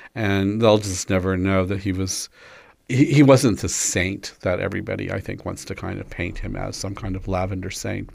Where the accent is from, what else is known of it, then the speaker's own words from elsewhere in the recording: Kansas, United States; I was growing up in Kansas in the nineteen fifties